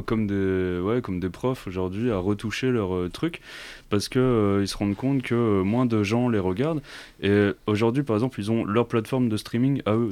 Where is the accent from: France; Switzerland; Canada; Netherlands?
France; Corsica; j'ai grandi en Corse